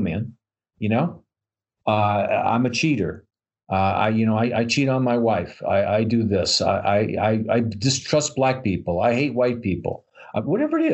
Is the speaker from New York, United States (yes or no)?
yes; New York, United States; I'm from New York